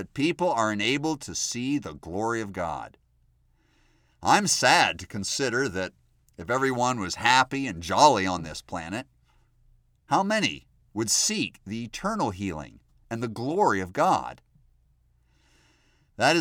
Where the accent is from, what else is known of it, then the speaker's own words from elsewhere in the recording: New England, Maine, United States; where I was raised in New England